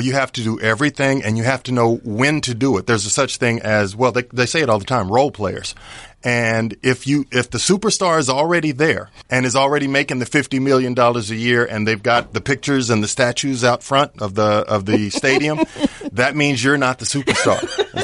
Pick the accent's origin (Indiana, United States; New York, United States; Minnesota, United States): Indiana, United States; Indianapolis; moved away as an adult; also born or lived in Colorado Springs, Colorado; now in Los Angeles, United States; I'm originally from Indianapolis, Indiana. You know, played high school basketball and all that good stuff there